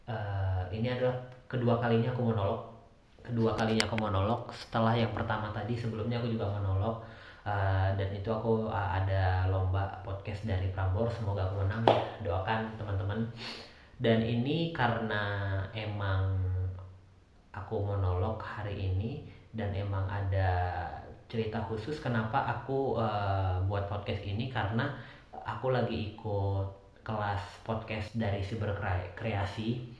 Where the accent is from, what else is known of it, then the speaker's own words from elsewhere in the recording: Medan, North Sumatra, Indonesia; now in Bandung, Indonesia; terus uh, asal dan besarnya di Medan lahir dan besar di Medan terus sekarang aku sudah tinggalnya di Bandung domisili Bandung